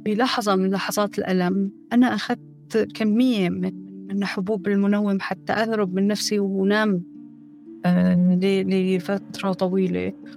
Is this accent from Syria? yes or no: yes; Syria; moved away as an adult; also born or lived in Turkey; now in France